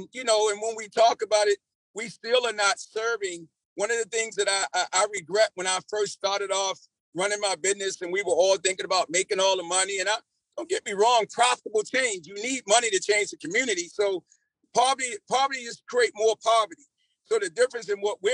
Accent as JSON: {"language": "English", "town": "Baltimore", "region": "Maryland", "country": "United States", "tie": "born or raised there", "moved": "as an adult", "lives_now": "Columbia, United States", "said": "I was raised in Baltimore. I come from Baltimore"}